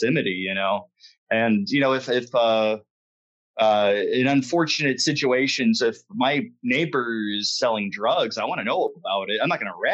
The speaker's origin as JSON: {"language": "English", "town": "Warren", "region": "Michigan", "country": "United States", "tie": "born or raised there", "said": "growing up in Warren"}